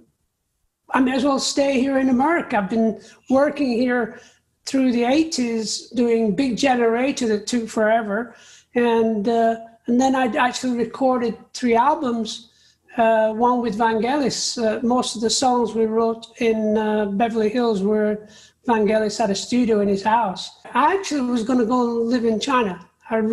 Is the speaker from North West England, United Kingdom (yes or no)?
yes; Accrington, North West England, United Kingdom; now in United States; a place called Accrington, where I was born in Lancashire